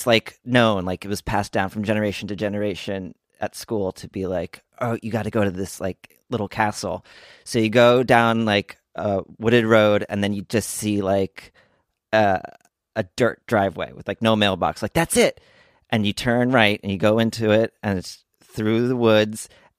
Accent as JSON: {"language": "English", "town": "Montgomery", "region": "New Jersey", "country": "United States", "tie": "born or raised there", "moved": "yes", "said": "I grew up in Montgomery, New Jersey"}